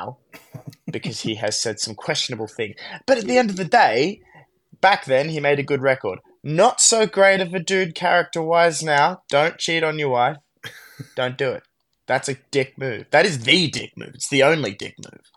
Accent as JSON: {"language": "English", "town": "Canberra", "region": "Australian Capital Territory", "country": "Australia", "said": "I'm from Canberra"}